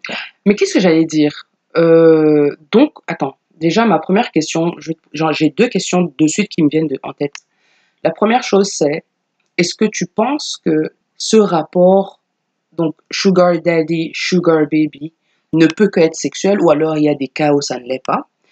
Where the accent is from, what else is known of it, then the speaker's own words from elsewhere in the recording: Cameroon; chez nous au Cameroun